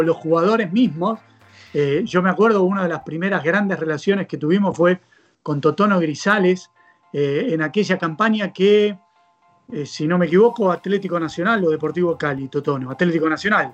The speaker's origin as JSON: {"language": "Spanish", "region": "Buenos Aires", "country": "Argentina", "tie": "born or raised there", "said": "soy argentino, soy nacido aquí en Buenos Aires, hace ya 45 años"}